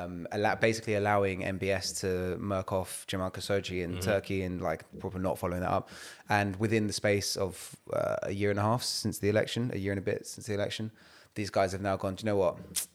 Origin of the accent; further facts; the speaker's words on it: London, United Kingdom; because when man was growing up on Evering Road and it was India v Pakistan street cricket, man was playing off spinner for Pakistan.